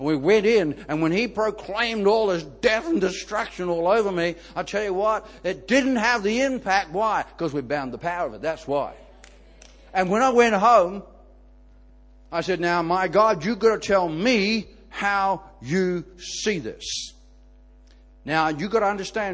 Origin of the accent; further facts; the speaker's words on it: Ireland; I'm Irish